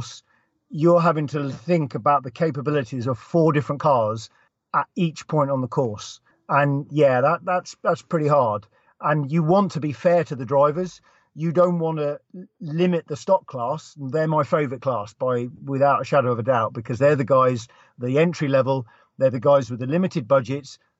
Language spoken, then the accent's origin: English; England, United Kingdom; moved away as an adult; now in Lampeter, United Kingdom; I'm from the United Kingdom and I grew up in England. So technically I'm English